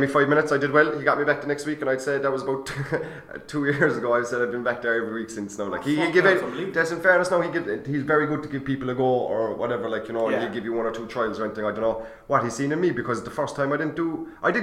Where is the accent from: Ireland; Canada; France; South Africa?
Ireland; Mallow, Munster; I'm from Mallow